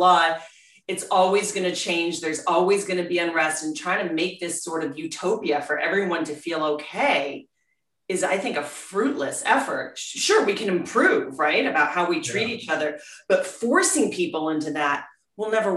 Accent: Scranton, Pennsylvania, United States; we grew up in Scranton

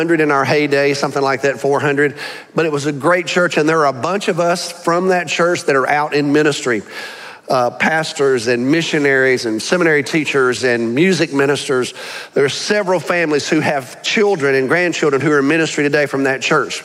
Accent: Birmingham, Alabama, United States; now in Arlington, United States; I grew up in a great church, y'all. I grew up in Wylam Baptist Church in Birmingham, Alabama

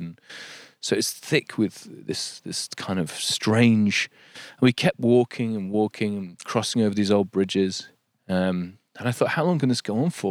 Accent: Yorkshire and the Humber, United Kingdom; moved away as an adult; also born or lived in London; There's something about this place, there's something about Yorkshire

